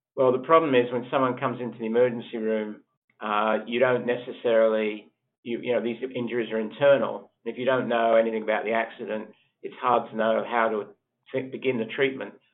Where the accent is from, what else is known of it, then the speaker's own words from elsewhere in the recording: Australia; moved away as an adult; also born or lived in United Kingdom / Sheffield, United Kingdom; I actually was born in the UK and I grew up in Australia